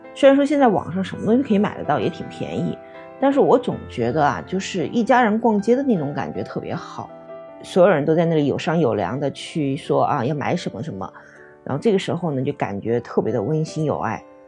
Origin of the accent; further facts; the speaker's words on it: Hubei, China; 因为我是湖北人嘛，湖北这边有那个神农架滑雪场